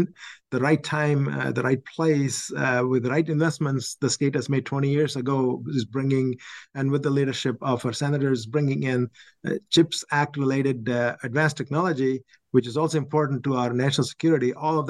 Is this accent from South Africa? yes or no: no; Chennai, Tamil Nadu, India; moved away as an adult; also born or lived in Oxford, Ohio / Syracuse, New York / Virginia; now in New York, United States; I grew up in India, one of the longest beaches in Madras